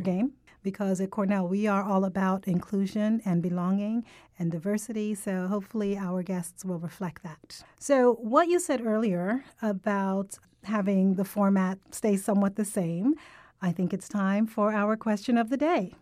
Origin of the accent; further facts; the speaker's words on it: Jamaica; accent: Jamaican; moved away; I'm Caribbean. I'm actually from Jamaica, so I have a heavier Jamaican accent when I'm speaking with people who are from Jamaica